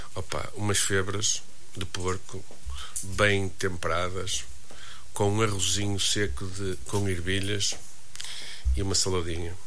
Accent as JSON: {"language": "Portuguese", "town": "Braga", "region": "Norte", "country": "Portugal"}